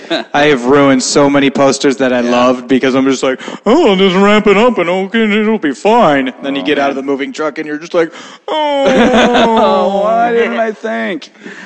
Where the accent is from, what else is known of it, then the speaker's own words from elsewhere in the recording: Seattle, Washington, United States; moved away as an adult; around here in Seattle.